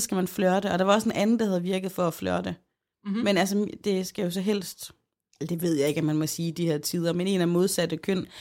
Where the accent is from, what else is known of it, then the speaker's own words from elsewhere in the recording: Aarhus, Central Denmark Region, Denmark; vi boede begge i Aarhus